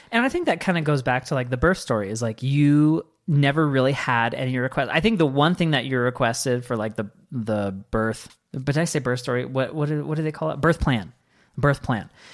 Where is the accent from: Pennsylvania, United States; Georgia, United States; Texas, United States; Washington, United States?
Washington, United States; moved away; I grew up in Washington